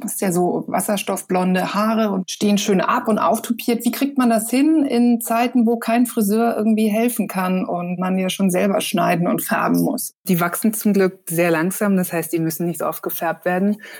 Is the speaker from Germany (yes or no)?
yes; Munich, Bavaria, Germany; now in Hamburg, Germany; ich komme ursprünglich auch aus München, aber jetzt nicht aus Schwabing